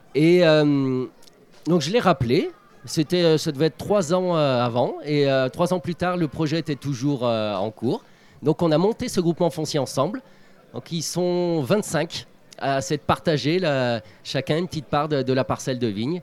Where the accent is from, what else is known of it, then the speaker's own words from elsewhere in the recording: France; Je suis originaire de Gramont.